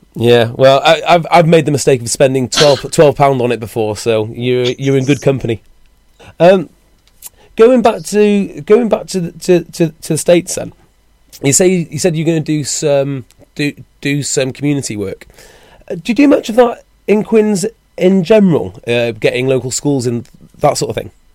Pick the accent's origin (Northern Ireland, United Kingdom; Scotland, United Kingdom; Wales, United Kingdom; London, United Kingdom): Wales, United Kingdom; I'm a Welshman